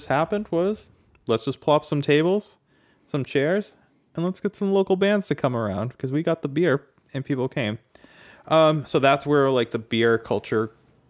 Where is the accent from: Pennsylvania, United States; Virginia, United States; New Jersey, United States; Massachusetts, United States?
Massachusetts, United States; Boston; accent: Boston; My Boston accent's coming through.